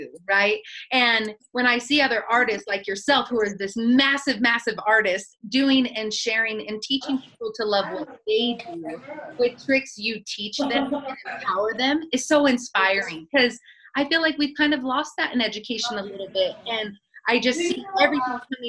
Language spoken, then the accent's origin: English; Northern California, United States; also born or lived in Santa Monica / Dallas; now in Reno, United States; I'm from the West Coast. I'm from Northern California